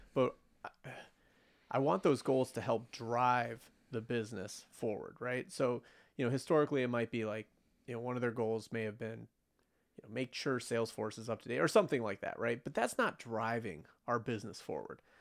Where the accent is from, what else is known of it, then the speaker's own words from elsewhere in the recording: United States; as an American, especially after living through nine eleven